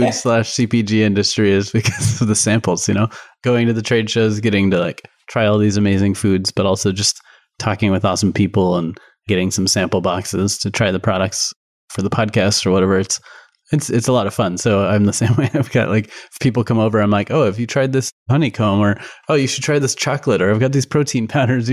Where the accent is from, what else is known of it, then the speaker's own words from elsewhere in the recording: Colorado, United States; moved away; I grew up in Colorado, super sunny all the time.